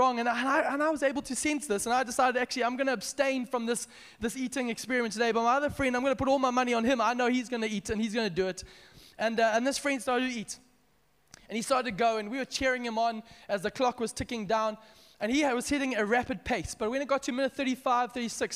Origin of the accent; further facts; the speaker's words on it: Zimbabwe; I'm from Zimbabwe